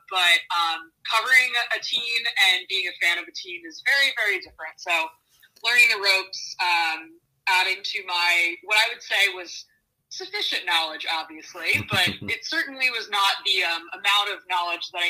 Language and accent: English; Virginia, United States; moved away as an adult; also born or lived in Pennsylvania / Washington, D.C.; I'm from Virginia originally.